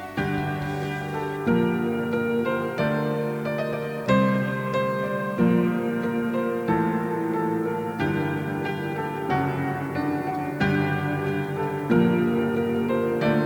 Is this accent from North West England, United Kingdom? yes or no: no; Hull, Yorkshire and the Humber, United Kingdom; my hometown of Hull